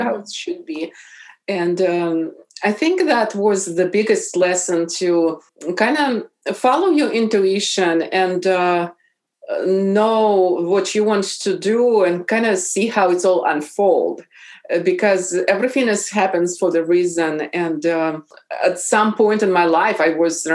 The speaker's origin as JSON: {"language": "English", "region": "Bryansk Oblast", "country": "Russia", "tie": "born or raised there", "also_born_or_lived": "St. Petersburg, Russia", "second_language": "English", "moved": "as an adult", "lives_now": "Seattle area, United States", "said": "Originally, I am from Russia. And I was born in Bryansk region."}